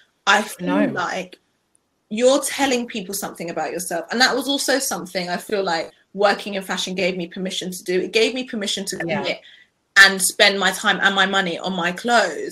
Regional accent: United Kingdom; being Black British

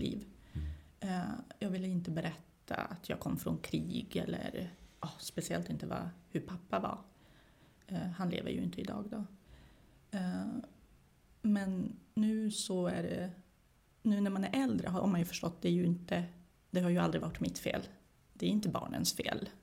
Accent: Sweden; also born or lived in former Yugoslavia; jag är ju inte svensk, eh, men jag har ju vuxit upp här

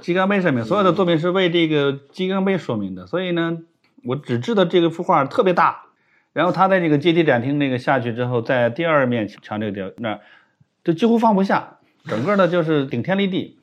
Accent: China; 我们中国人

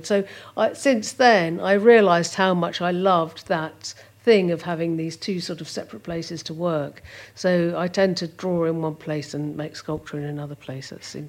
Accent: Doddinghurst, East of England, United Kingdom; also born or lived in Ilford, London; We moved to Essex. It's further out into Essex, into a place called Doddinghurst.

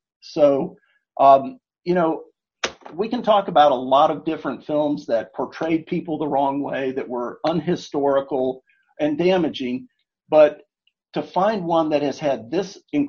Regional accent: Atlanta, Georgia, United States; In my hometown, in fact, I can almost see the spot from here

